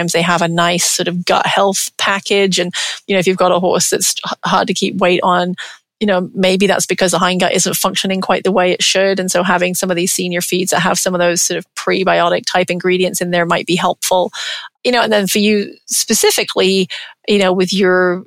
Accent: England, United Kingdom; moved away; I'm English, grew up in England

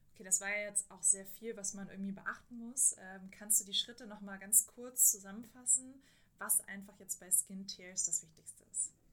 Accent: Germany; bei uns in Deutschland

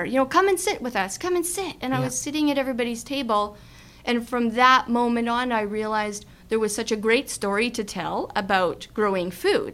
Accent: Mossbank, Saskatchewan, Canada; Main Street Moss Bank, my hometown

